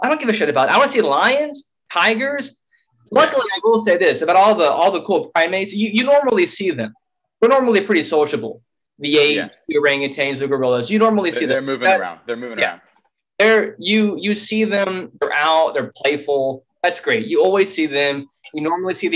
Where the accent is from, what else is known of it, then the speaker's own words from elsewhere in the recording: Tucson, Arizona, United States; we're both from Tucson